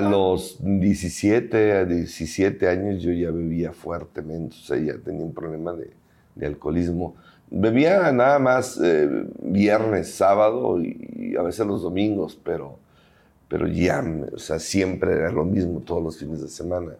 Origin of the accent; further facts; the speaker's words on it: Guadalajara, Jalisco, Mexico; soy originario aquí de Guadalajara